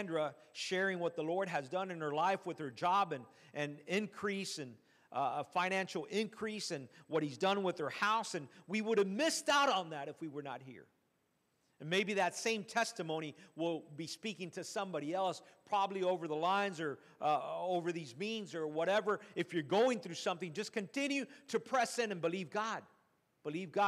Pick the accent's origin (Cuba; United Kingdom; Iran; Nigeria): Cuba; moved away